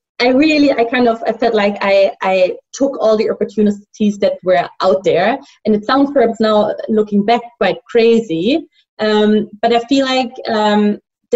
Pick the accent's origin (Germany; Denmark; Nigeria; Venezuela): Germany; Hesse; now in Beijing, China; I'm originally from Frankfurt, from a little village close to that big city. And I grew up there with two sisters.